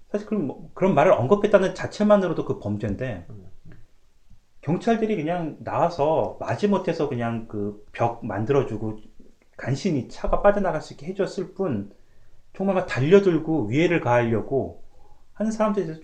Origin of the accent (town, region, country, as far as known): South Korea; born or raised there; now in Canada